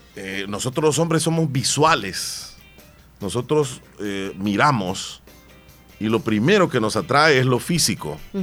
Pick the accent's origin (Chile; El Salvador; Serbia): El Salvador